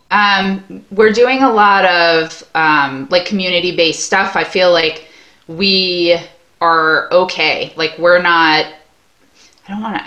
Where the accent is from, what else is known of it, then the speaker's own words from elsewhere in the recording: Long Island, New York, United States; now in Maine, United States; I grew up in Long Island, New York. I live in Maine now